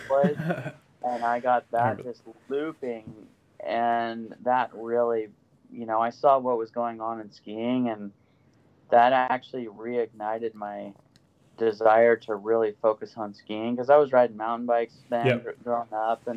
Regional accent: Sandpoint, Idaho, United States; I grew up in Sandpoint, Idaho.

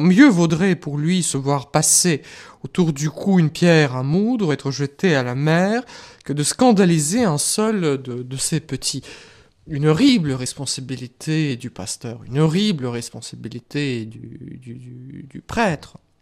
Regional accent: Russia; moved away; moi, je viens de la Russie, je connais euh, ce que c'est que l'Église persécutée

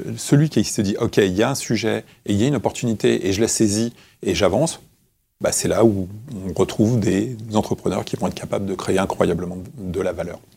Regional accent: Créteil, Île-de-France, France; j'ai grandi à Créteil

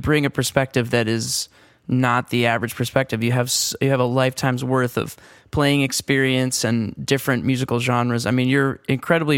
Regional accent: Long Island, New York, United States; I grew up on Long Island.

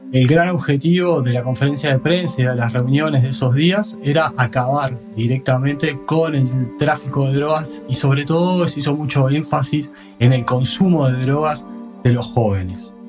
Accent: Uruguay; en mi país, en Uruguay

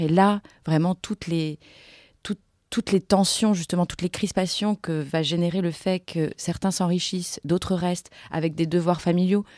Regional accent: Montreuil, Île-de-France, France; moved away as an adult; je suis née en 83 à Montreuil. Et en fait, on n'a jamais quitté Montreuil.

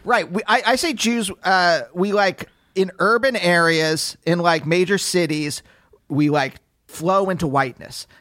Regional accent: Pennsylvania, United States; growing up in Pennsylvania

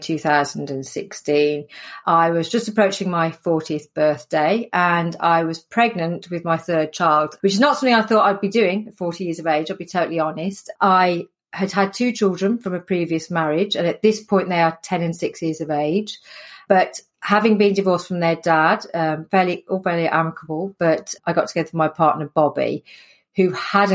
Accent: Sutton Coldfield, West Midlands, United Kingdom; accent: Midlands; I'm from the Midlands, hence the accent. So born and bred in Sutton Coldfield, which is just north of Birmingham

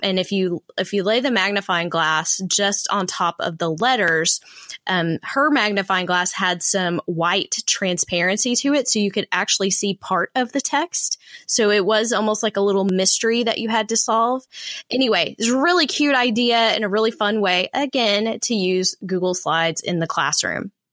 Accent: Texas, United States; my home state here

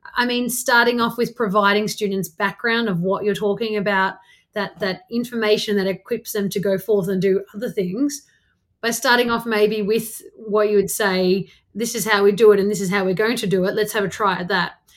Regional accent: Canberra, Australian Capital Territory, Australia; I grew up in Canberra outside on a farm

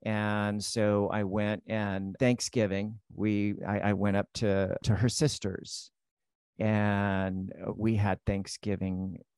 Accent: Hawaii, United States; up in Hawaii, totally immersed in the whole Polynesian culture. And it's interesting to me because I was raised in the Greek church. I was raised Greek.

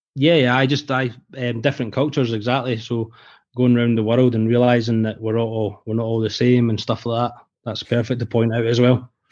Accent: Scotland, United Kingdom; accent: Scottish; my Scottish accent

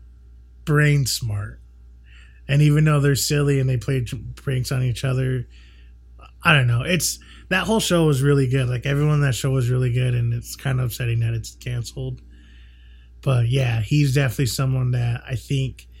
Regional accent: United States; being here from America

